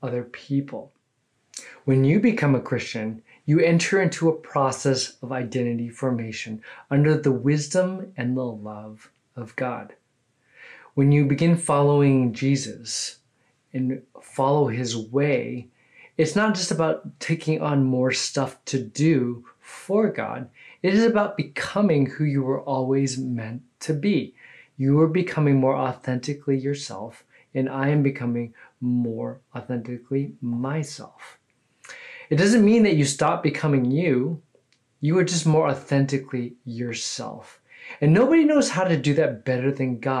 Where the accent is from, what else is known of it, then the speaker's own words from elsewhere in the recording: California, United States; now in Houston, United States; I'm originally from California, but I've been a Texan now for over 20 years